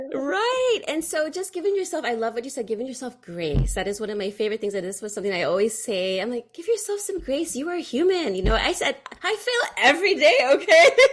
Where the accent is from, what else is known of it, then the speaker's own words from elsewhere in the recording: Fremont, California, United States; I grew up in Fremont, California